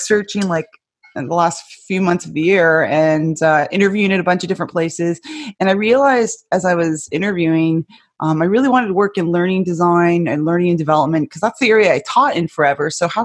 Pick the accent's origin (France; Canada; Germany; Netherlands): Canada; also born or lived in Texas, United States; now in Washington, United States; I can still go back to Canada